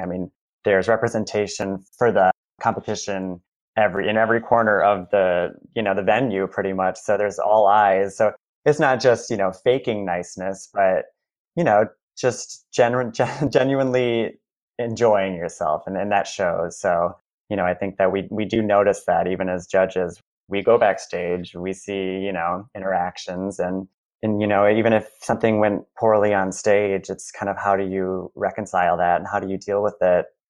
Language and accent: English; Marshall, Michigan, United States; moved away as an adult; also born or lived in Kalamazoo, Michigan; now in New York City, United States; I'm originally from Michigan, a very small town called Marshall in the southwest part of Michigan